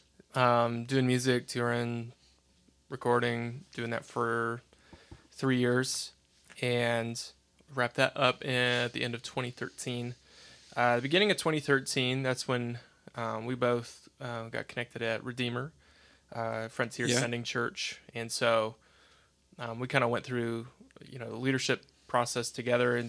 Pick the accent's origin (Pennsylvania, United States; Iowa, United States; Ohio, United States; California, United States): Iowa, United States; Toledo; also born or lived in Cedar Falls, Iowa; I'm a born and raised Iowa boy